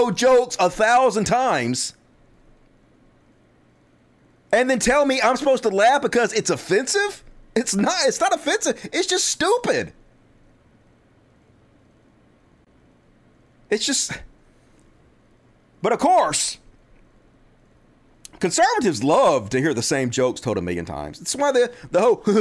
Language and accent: English; Mississippi, United States; I grew up in Mississippi.